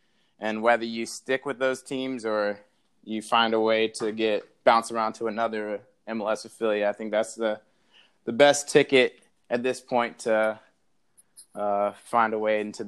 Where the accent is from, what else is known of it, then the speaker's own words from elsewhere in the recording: Chesapeake, Virginia, United States; moved away; growing up in Virginia.